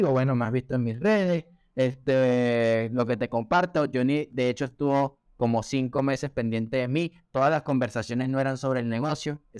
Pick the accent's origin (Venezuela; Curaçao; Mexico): Venezuela; also born or lived in Colombia / Peru; now in Chile; como ya era el cuarto país donde yo vivía, sí, ya obviamente yo soy de Venezuela, ya había vivido también en Colombia, ya había vivido en Perú y ya estaba viviendo en Chile.